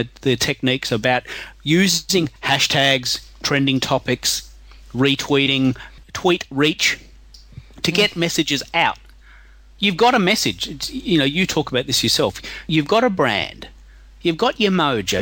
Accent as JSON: {"language": "English", "country": "Australia", "said": "I'm from Aussie"}